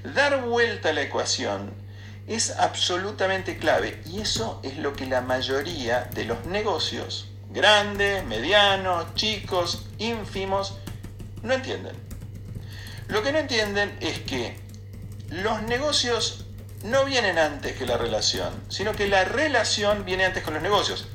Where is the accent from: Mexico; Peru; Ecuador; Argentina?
Argentina; Buenos Aires; also born or lived in Flores, Buenos Aires; lo real y lo cierto que tenía Villaluro para mí en los primeros nueve años de mi vida